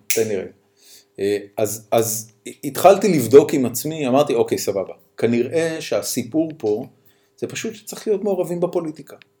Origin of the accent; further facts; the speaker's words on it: Haifa, Haifa District, Israel; אני ואתה גדלנו בחיפה